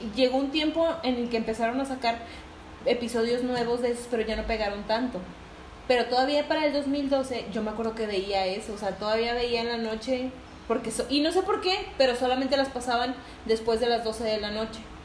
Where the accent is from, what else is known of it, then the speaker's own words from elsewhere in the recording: Tampico, Tamaulipas, Mexico; now in Guadalupe, Mexico; soy de Tampico. de la ciudad de Tampico, un puerto hermoso